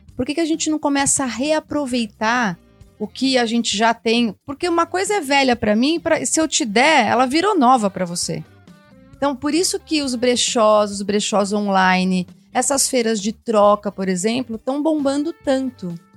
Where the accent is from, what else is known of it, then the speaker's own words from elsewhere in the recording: Campinas, São Paulo, Brazil; Eu fui de um corpo de baile super legal em Campinas, sou de Campinas